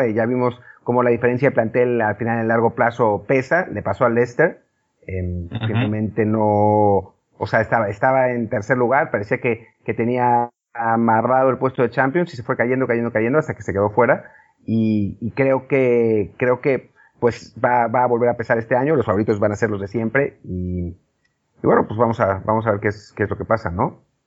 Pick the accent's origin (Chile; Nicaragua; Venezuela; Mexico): Mexico; como mexicano